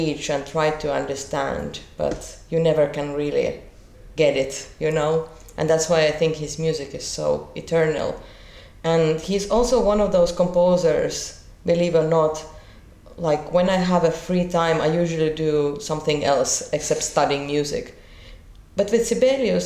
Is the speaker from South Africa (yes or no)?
no; Finland; also born or lived in Kyiv, Ukraine / Tallinn, Estonia; Finland has been always my home, though I grew up in Tallinn until I was 5 years old. But, you know, my mother is Finnish and I never used to live in Ukraine, so I was just born there.